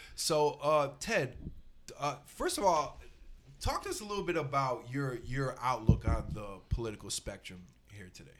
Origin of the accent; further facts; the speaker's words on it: Texas, United States; I was raised in Texas by my Irish Catholic mother